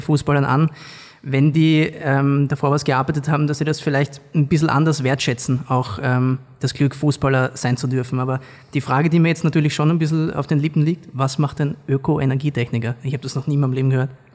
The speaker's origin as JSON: {"language": "German", "region": "Vienna", "country": "Austria", "said": "ich bin ja auch ursprünglich aus Wien"}